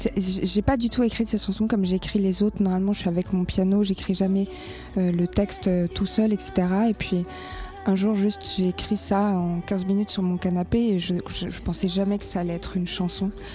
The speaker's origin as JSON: {"language": "French", "country": "France", "tie": "born or raised there", "said": "là où j'ai grandi, c'est-à-dire euh, les petits villages de France"}